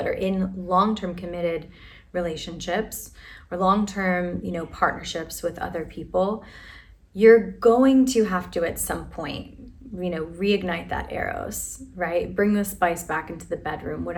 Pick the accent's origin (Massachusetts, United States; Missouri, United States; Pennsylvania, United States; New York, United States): Pennsylvania, United States; Philadelphia; the city that I was born and raised in is named after this kind of love. It's brotherly love, right? Affectionate love. I'm from Philadelphia.